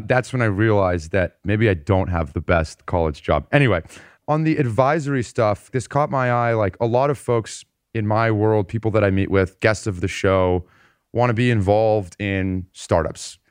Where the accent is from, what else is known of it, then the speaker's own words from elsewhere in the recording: South Bay, California, United States; I grew up in the South Bay.